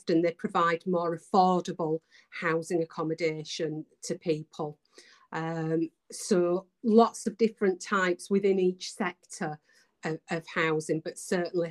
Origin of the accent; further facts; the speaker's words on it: Bradford, Yorkshire and the Humber, United Kingdom; accent: Yorkshire; also born or lived in Calderdale; I was born in Bradford, so I was just over the hill.